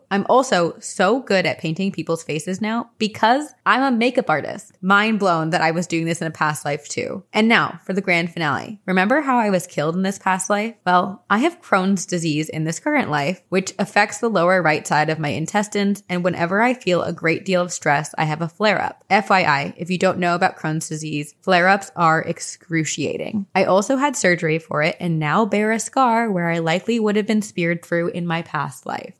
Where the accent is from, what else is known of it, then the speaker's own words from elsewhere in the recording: East Coast, United States; we're both from the East Coast.